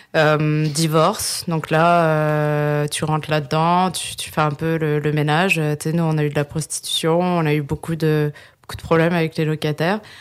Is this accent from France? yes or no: yes; France; moved away as an adult; now in Quebec, Canada; je suis née en France et euh, je suis au Québec depuis 2011